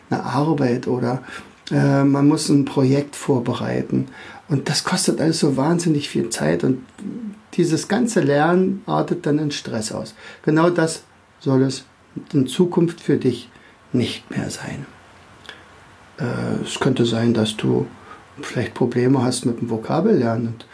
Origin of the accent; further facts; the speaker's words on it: Berlin, Germany; now in Rauen, Germany; Also an meinem Dialekt wirst du schon ein bisschen hören. Also ich bin aus dem Raum Berlin, äh, wohne in Rauen, das ist ein sehr kleiner Ort in der Nähe von Fürstenwalde.